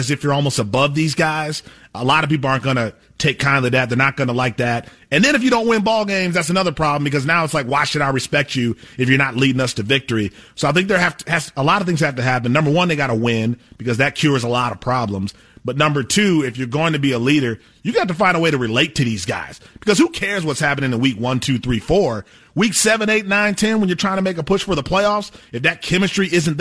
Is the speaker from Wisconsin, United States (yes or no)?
yes; Wisconsin, United States; growing up in Wisconsin, you know, the Packers and Brett Favre